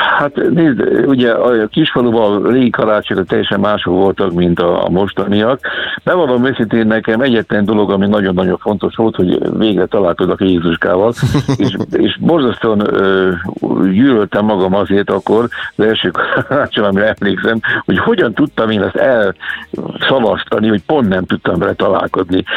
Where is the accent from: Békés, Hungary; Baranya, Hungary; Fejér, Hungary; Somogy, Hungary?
Somogy, Hungary; also born or lived in Kaposvár / Budapest; now in Keszthely area, Hungary; egykori szülőföldemtől távol, hiszen én Somogyi vagyok